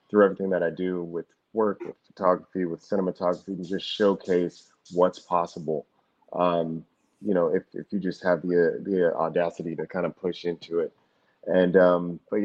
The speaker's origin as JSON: {"language": "English", "town": "Los Angeles", "region": "California", "country": "United States", "tie": "born or raised there", "said": "I'm born and raised in Los Angeles, California"}